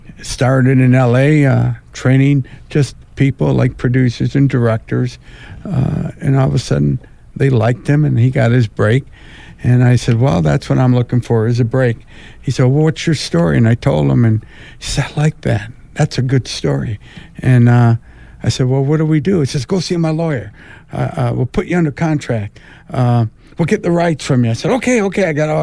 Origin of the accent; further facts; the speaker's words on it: South Bend, Indiana, United States; from South Bend, Indiana.